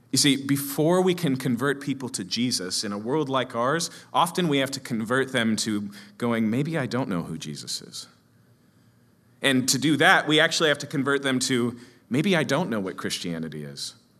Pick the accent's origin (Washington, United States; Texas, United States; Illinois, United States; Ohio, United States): Washington, United States; Seattle; I come from Capitol Hill, Seattle